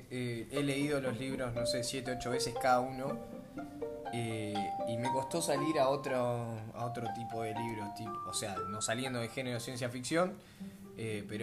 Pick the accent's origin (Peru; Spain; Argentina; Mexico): Argentina; near Mar del Plata, Buenos Aires Province; yo soy de Valcarce, un pueblito ah, cerca de Mar del Plata.